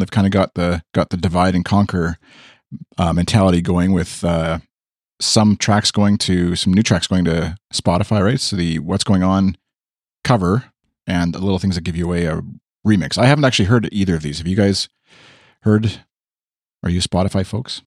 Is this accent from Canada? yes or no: yes; Canada; accent: Canadian; my Canadian accent